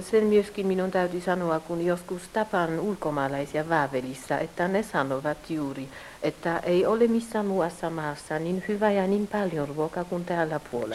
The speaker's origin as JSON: {"language": "Finnish", "town": "Warsaw", "region": "Masovian Voivodeship", "country": "Poland", "tie": "born or raised there", "lives_now": "Kraków, Poland", "said": "Minä olen syntynyt Puolassa, Varsovassa. Äiti oli suomalainen."}